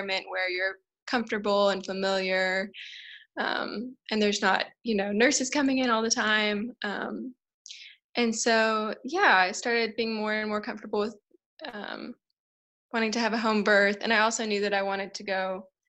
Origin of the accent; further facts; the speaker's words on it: Tennessee, United States; moved away as an adult; now in South Africa; I'm from the States. I'm from Tennessee in the South. And I moved to South Africa 5 years ago